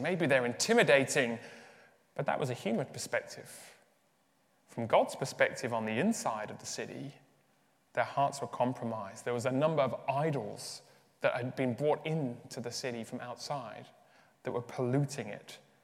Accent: Birmingham, West Midlands, United Kingdom; accent: English; moved away as an adult; also born or lived in Uganda / Leeds; now in Dublin, Ireland; I was raised in Birmingham, so in the Midlands of the UK

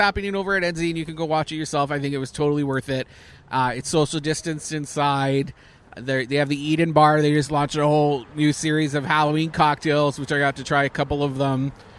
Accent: Canada; I'm Canadian.

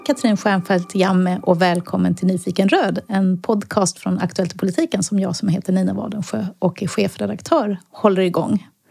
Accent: Lund, Skåne, Sweden; moved away; also born or lived in Stockholm; jag är ju själv från Skåne, jag är från Lund.

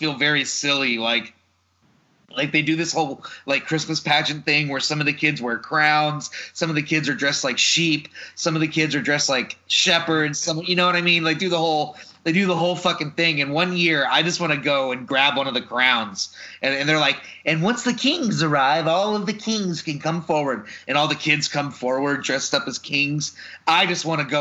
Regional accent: Mesquite, Texas, United States; moved away; also born or lived in Sunnyvale, Texas / Garland, Texas; Grew up in Mesquite and Sunnyvale, went to private school for high school.

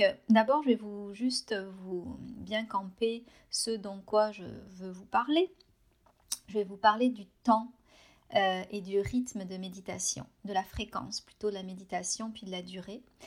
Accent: France; moved away as an adult; now in Canada

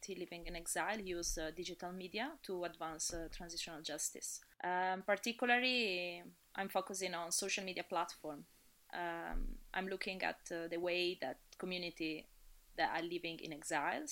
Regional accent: Italy; moved away as an adult; now in Dublin, Ireland; I was born in Italy, but I would say I've been traveling a little bit everywhere in the past 15 years.

